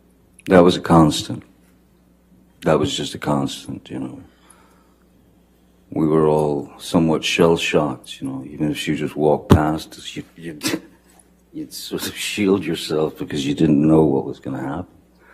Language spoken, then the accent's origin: English; Kentucky, United States; born there; I was born in Kentucky, and then we moved, in which we moved around quite a lot when I was a kid.